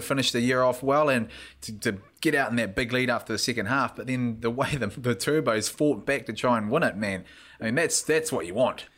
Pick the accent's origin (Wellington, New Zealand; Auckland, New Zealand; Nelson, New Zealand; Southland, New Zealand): Southland, New Zealand; Invercargill; As a youngster growing up in Invercargill